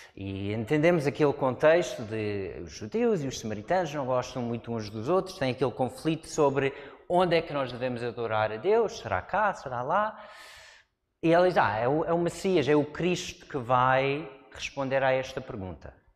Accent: United States; Portuguese is a second language; moved away as an adult; now in Portugal; Cresci numa zona de montanhas, nos Estados Unidos

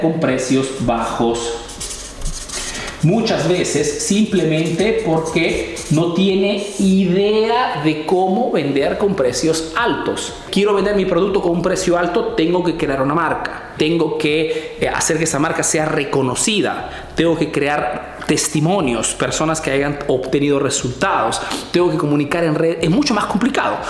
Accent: Peru; now in Italy; soy un emprendedor peruano que vive hace años en Italia

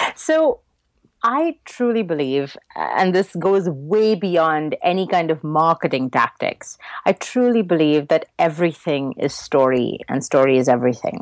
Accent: Mumbai, Maharashtra, India; first language English; moved away; I grew up in Mumbai, which used to be called Bombay when I lived there, uh, in India

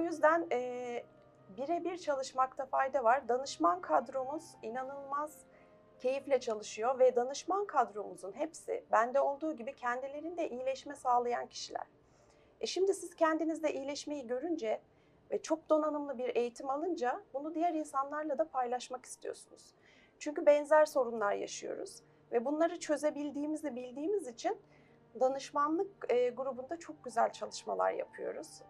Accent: Istanbul, Turkey; 1977 İstanbul doğumluyum.

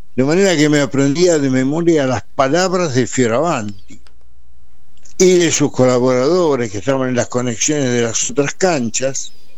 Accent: Buenos Aires, Argentina; also born or lived in Montevideo, Uruguay; Yo nací en Montevideo y a los tres años me vine, para, me trajeron para Buenos Aires y yo, estando en Buenos Aires, adquirí la cultura de la porteñidad

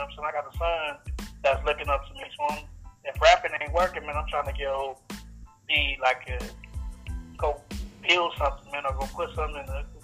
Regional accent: Los Angeles, California, United States; also born or lived in upstate New York; one half … and …, man. I'm from South Central LA.

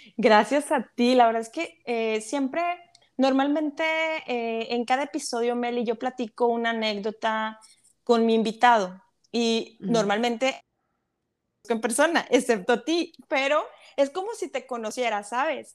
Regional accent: Monterrey, Nuevo León, Mexico; moved away as an adult; como decimos los regios, allá en mi ciudad

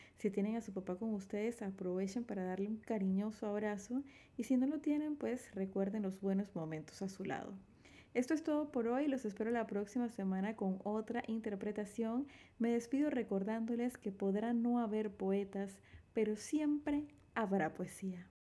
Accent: David, Chiriquí, Panama; Nací en David Chiriquí, República de Panamá, el 9 de julio de 1986.

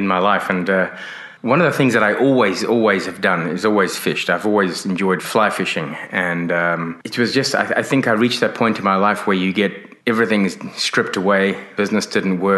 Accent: Johannesburg, Gauteng, South Africa; moved away as an adult; also born or lived in Hong Kong / London / Sydney, Australia; now in Exmouth, Australia; I grew up in South Africa, but I'm of British origin. My parents are British. I was born in Hong Kong.

